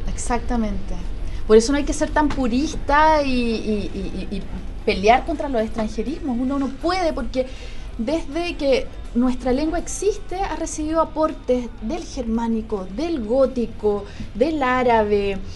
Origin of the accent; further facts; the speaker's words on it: Chile; en Chile con nuestra entonación, con nuestra manera de hablar